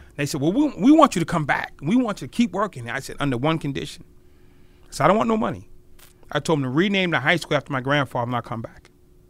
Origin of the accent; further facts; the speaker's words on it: Boston, Massachusetts, United States; I'm from Boston.